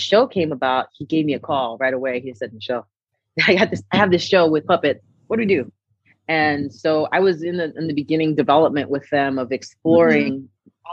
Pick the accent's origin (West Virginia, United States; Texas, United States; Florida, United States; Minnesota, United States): Texas, United States; Brownsville; moved away as an adult; also born or lived in Los Angeles, California; growing up in Brownsville, Texas